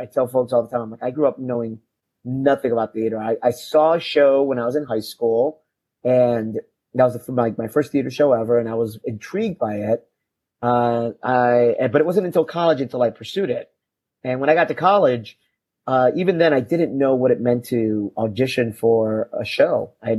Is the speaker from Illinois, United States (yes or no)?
yes; Chicago, Illinois, United States; moved away as an adult; also born or lived in Boston; now in Sarasota, United States; So I grew up in Chicago, specifically on the south side of Chicago, in a neighborhood called Pilsen.